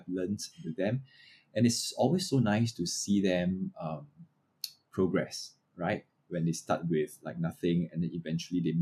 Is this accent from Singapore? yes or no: yes; Singapore; I'm a Singaporean